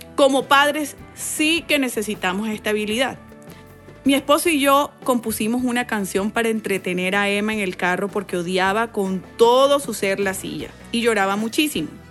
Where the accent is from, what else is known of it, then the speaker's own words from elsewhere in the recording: Valledupar, Cesar, Colombia; Me crié en Valledupar, Colombia, inmersa en una cultura muy musical